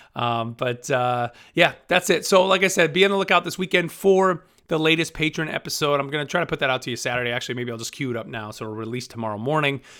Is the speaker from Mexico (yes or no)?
no; Rotterdam, New York, United States; moved away; my hometown of Rotterdam, New York, which is, you know, right outside Albany